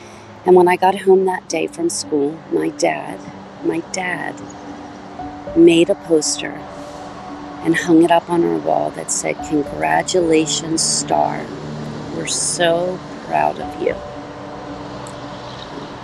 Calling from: Wayne, Pennsylvania, United States; I'm calling from Wayne, Pennsylvania.

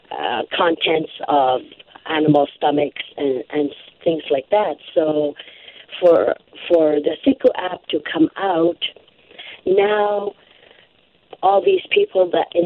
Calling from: Sanikiluaq, Nunavut, Canada; I am located on the Belcher Islands in Hudson Bay in a community called Sanikiluaq, Nunavut.

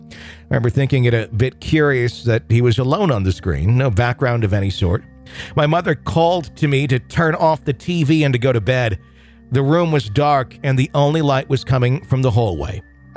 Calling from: Texas, United States; from East Texas, and I've just become an EPP.

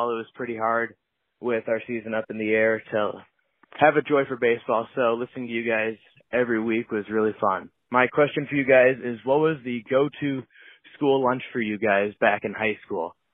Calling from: Bettendorf, Iowa, United States; Hey, Ian, Zach, and Dakota. Uh … I'm listening from Bettendorf, Iowa.

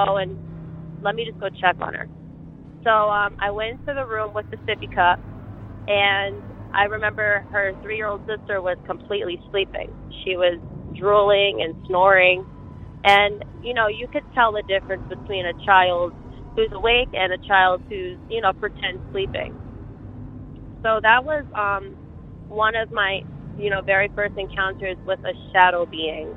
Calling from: Dutchess County, New York, United States; also born or lived in Beacon, New York; I'm calling from Dutchess County, New York

